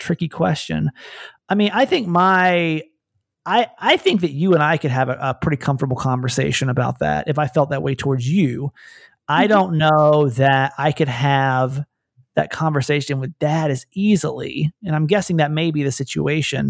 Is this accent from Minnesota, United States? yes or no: no; Georgia, United States; moved away as an adult; now in California, United States; I was born and raised in Georgia